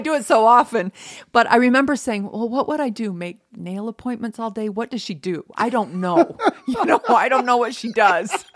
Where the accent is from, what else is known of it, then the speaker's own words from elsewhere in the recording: Franklin, Idaho, United States; moved away; I'm from Franklin, Idaho, population two hundred and two